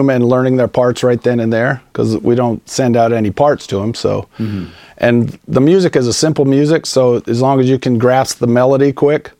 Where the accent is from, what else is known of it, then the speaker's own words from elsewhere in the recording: Claremont, California, United States; growing up in Claremont